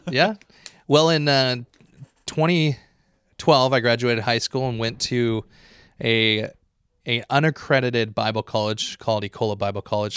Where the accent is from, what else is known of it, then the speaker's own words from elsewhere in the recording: Dallas, Oregon, United States; now in Escalon, United States; I grew up in Dallas, Oregon